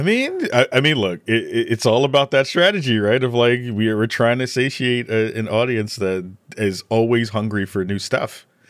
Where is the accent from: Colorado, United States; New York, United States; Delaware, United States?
New York, United States; New York City; I'm from the Bronx.